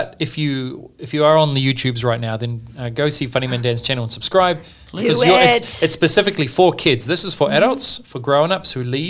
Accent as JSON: {"language": "English", "town": "Southbridge", "region": "Canterbury", "country": "New Zealand", "tie": "born or raised there", "also_born_or_lived": "Australia", "moved": "as an adult", "lives_now": "Sydney, Australia", "said": "I grew up in New Zealand in a little town called Southbridge, a town of maybe 700 people."}